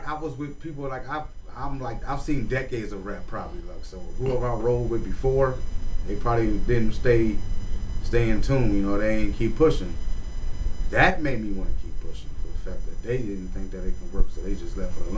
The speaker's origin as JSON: {"language": "English", "town": "Cleveland", "region": "Ohio", "country": "United States", "said": "I'm from the South Side, 131st Miles area."}